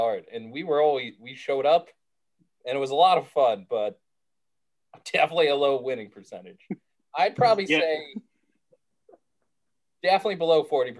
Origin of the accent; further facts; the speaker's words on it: Alaska, United States; moved away; I'm from Alaska